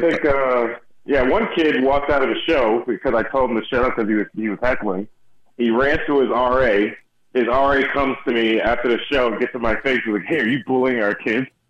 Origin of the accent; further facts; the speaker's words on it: Houston, Texas, United States; moved away; I grew up in Houston for about 15, 12 years